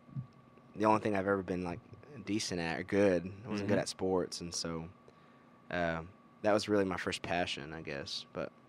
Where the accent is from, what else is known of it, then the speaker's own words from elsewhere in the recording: Midland, Texas, United States; also born or lived in Lubbock, Texas; I was born and raised in Midland, Texas, but I went to school in Lubbock